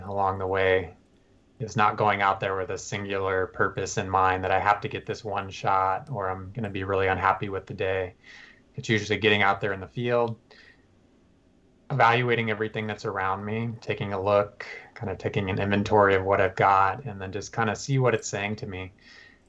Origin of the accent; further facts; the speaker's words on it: Tucson, Arizona, United States; moved away; I'm from Tucson